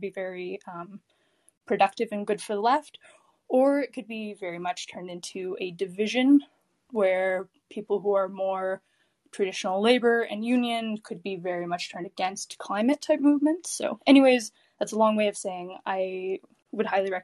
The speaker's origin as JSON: {"language": "English", "country": "Canada", "said": "I'm Canadian."}